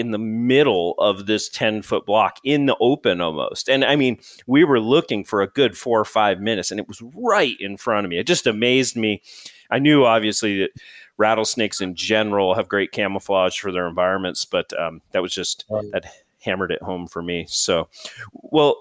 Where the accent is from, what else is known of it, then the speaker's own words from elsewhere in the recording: New England, United States; growing up in New England